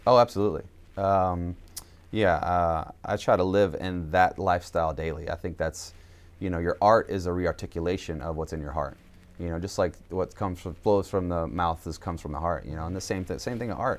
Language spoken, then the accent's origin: English; Jessamine County, Kentucky, United States; also born or lived in Georgia; raised mostly in Kentucky